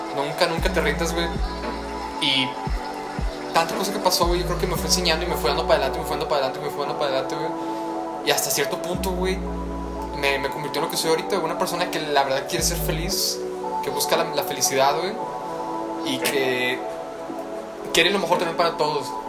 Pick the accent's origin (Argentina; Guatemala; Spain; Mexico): Mexico; siendo mexicano